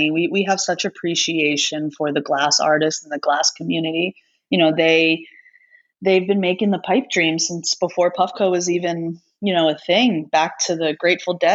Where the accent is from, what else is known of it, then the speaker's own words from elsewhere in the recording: East Coast, United States; I'm, I'm from the East Coast, so I'm in all black right now.